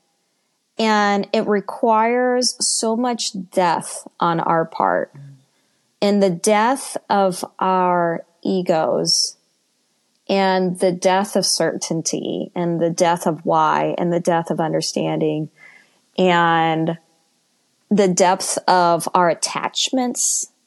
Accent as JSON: {"language": "English", "country": "United States", "said": "former evangelical American Christian"}